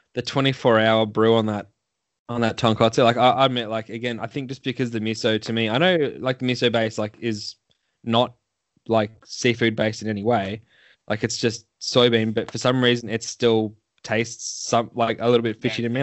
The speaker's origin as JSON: {"language": "English", "town": "Melbourne", "region": "Victoria", "country": "Australia", "said": "I'm from Melbourne. I'm from literally like the the city of wankers"}